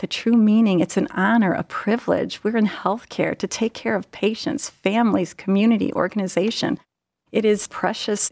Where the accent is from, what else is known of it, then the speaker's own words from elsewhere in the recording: Cleveland, Ohio, United States; I am from the Cleveland area